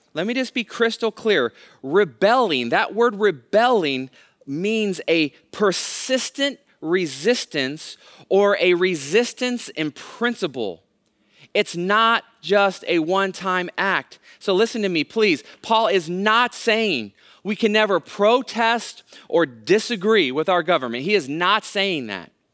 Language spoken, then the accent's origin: English; Hayward, California, United States; I actually am a local kid. I grew up in Hayward, right, right next door to Castro Valley, went to Hayward High School